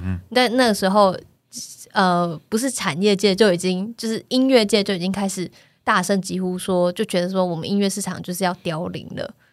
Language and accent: Chinese; Taiwan; 用中文，就是我们台湾人长大的这个